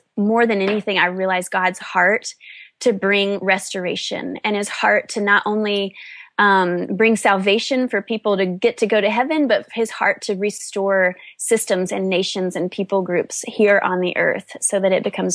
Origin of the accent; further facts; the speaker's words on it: North Carolina, United States; I grew up in a sweet small town in North Carolina